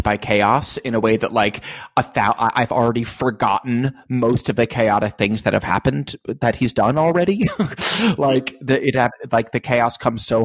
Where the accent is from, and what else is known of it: United States